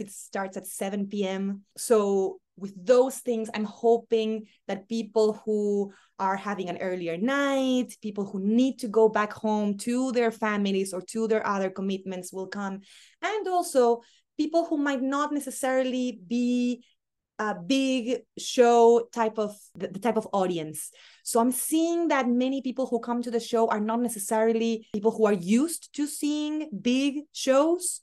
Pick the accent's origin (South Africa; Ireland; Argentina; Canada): Argentina; accent: very Argentinian; moved away as an adult; now in New York, United States; I'm an Argentinian who left Argentina a long time ago